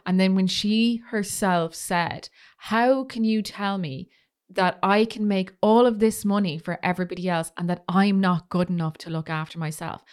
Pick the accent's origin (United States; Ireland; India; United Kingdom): Ireland; being Irish